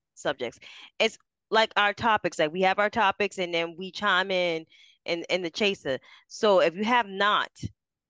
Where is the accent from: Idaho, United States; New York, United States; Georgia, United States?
New York, United States; New York City; I grew up in Harlem